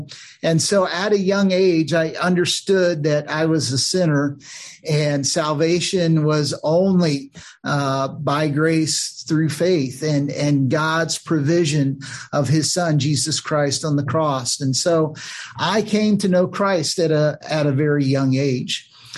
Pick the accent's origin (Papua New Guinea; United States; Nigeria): Papua New Guinea; I had the privilege of growing up in Papua New Guinea, which is just north of Australia. My parents were missionaries